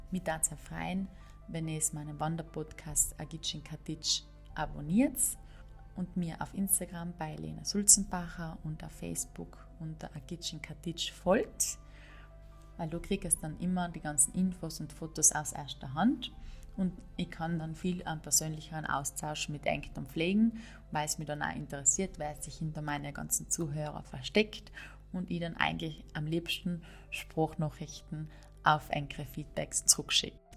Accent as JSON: {"language": "German", "region": "Trentino-Alto Adige", "country": "Italy", "tie": "born or raised there", "said": "Und ich hoffe, ganz bald wieder meine Heimat Südtirol zu besuchen"}